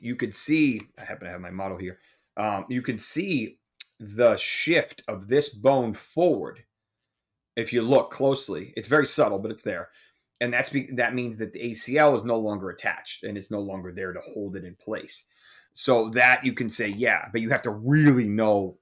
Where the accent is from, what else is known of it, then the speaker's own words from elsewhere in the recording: Massachusetts, United States; I grew up in Massachusetts, where hockey is pretty prevalent